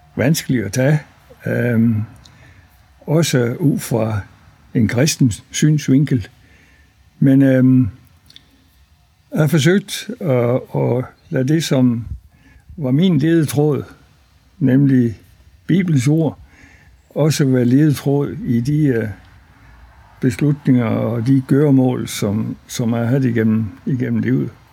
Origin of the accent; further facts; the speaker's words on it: near Løgstør, North Jutland, North Denmark Region, Denmark; also born or lived in Faroe Islands; Jeg er født på Færøerne, fordi mine forældre de var præstefolk på Suderø fra 1937 til 1946. Så de første fem og halv år af min opvækst, den var på Færøerne. Og så efter krigen øh, kom vi så til Danmark. Og før fik embedet heroppe i Næsborg Kornum, øst for Løstør. Og øh, så altså, tror de fleste uden barnesko i en præstegård på landet